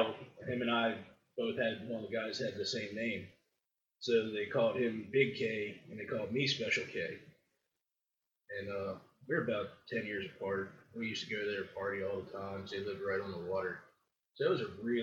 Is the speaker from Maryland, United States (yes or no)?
yes; Baltimore, Maryland, United States; moved away as an adult; also born or lived in Fort Howard, Baltimore County, Maryland; now in Texas, United States; the first 7 or 8 years of my life, I grew up in Baltimore City as the only child to two people who should have never had children